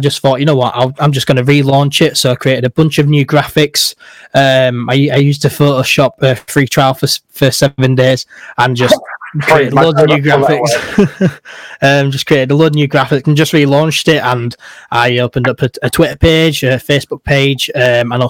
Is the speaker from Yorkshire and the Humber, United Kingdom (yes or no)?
yes; Leeds, Yorkshire and the Humber, United Kingdom; I'm from Leeds